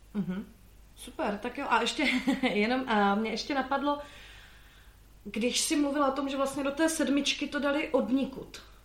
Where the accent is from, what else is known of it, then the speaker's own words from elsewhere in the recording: Slovakia; moved away; a já jsem zo Slovenska